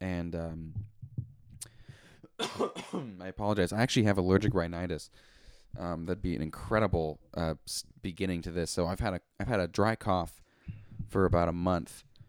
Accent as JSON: {"language": "English", "town": "Coeur d'Alene", "region": "Idaho", "country": "United States", "tie": "born or raised there", "also_born_or_lived": "Spokane, Washington", "said": "a person that lives in the city of Coeur d'Alene, Idaho. Um, I was born in Spokane, Washington. Um, however, my parents are, were living in the state of Idaho"}